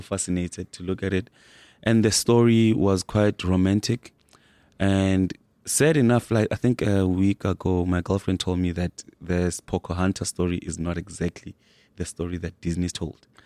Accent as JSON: {"language": "English", "town": "Soweto", "region": "Gauteng", "country": "South Africa", "tie": "born or raised there", "said": "grew up in Soweto."}